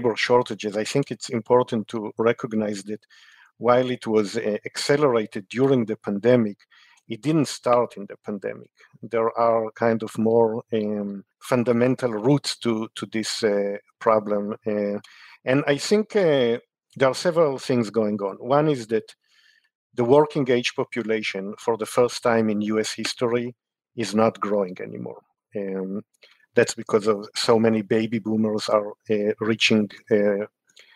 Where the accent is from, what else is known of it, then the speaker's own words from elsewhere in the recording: Israel; moved away; I grew up in Israel